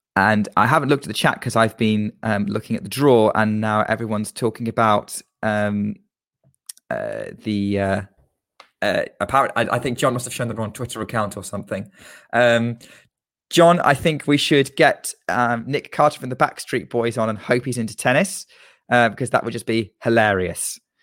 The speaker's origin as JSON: {"language": "English", "country": "United Kingdom", "said": "as a Brit"}